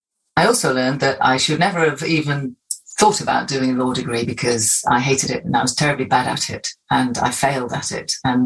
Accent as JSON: {"language": "English", "town": "Hartlepool", "region": "North East England", "country": "United Kingdom", "tie": "born or raised there", "moved": "yes", "said": "Yeah, I was born in Hartlepool, born and brought up in the northeast of England. I'm very proud of that. It's still very much something that I have as part of my sense of identity. I am from the northeast, and I'm very proud to be back here, part of that diaspora."}